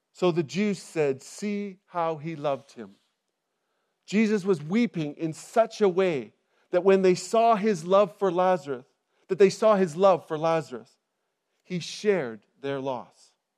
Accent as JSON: {"language": "English", "country": "Canada", "moved": "as an adult", "lives_now": "England, United Kingdom", "said": "I'm originally from Canada, and we, we moved to England twelve years ago"}